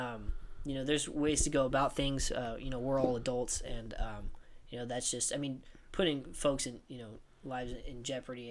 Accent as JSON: {"language": "English", "country": "United States", "said": "an american citizen"}